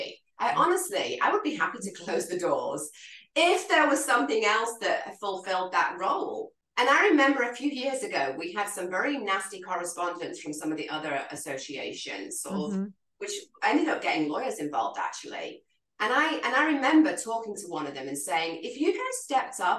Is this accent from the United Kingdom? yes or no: yes; England, United Kingdom; accent: English; moved away as an adult; also born or lived in London / Hawaii; growing up in the United Kingdom